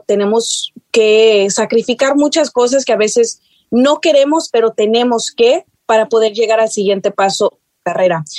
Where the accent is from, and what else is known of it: North Texas, United States; born or raised there; also born or lived in San Luis Potosí, Mexico / Chicago, Illinois